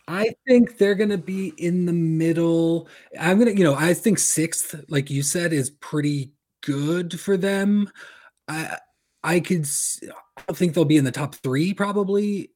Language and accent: English; Corvallis, Oregon, United States; my hometown of Corvallis, Oregon